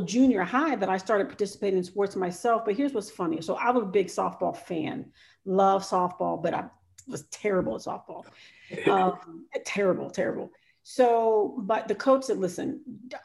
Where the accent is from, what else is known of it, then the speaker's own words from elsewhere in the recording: Cincinnati, Ohio, United States; I was born and raised in Cincinnati, Ohio.